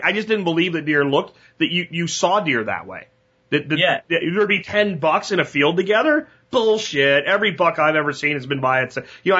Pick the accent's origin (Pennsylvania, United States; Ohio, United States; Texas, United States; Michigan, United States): Pennsylvania, United States; and I grew up in Pennsylvania